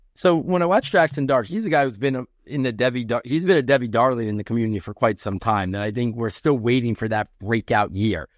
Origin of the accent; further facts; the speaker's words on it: New York, United States; my hometown here in New York